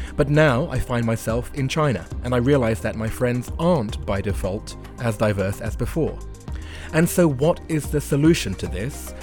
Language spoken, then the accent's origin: English; London, United Kingdom; moved away as an adult; also born or lived in Japan; white boy from northwest London